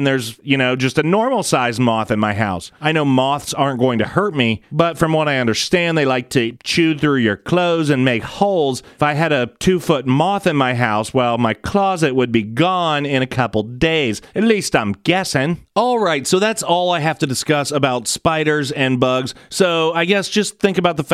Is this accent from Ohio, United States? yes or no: yes; Columbus, Ohio, United States; my hometown of Columbus, Ohio